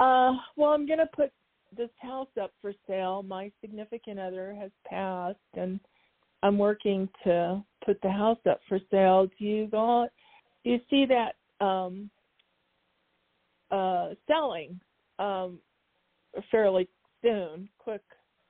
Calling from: Arizona, United States; from Arizona, thank you for taking my call.

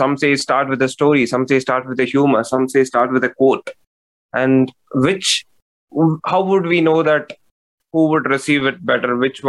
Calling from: Bengaluru, Karnataka, India; I'm calling from India, Bengaluru.

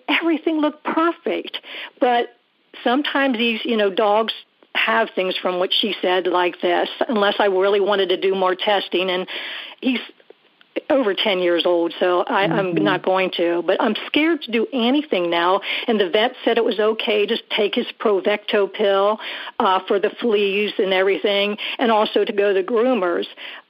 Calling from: Columbia, South Carolina, United States; Scott, I am from Columbia, South Carolina, mm-hmm. and I'm calling about Buddy.

